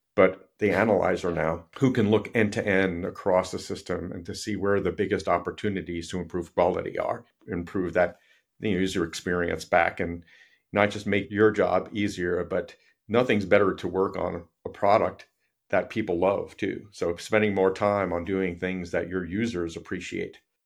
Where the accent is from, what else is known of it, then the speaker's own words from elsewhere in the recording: New York City, New York, United States; I grew up in New York City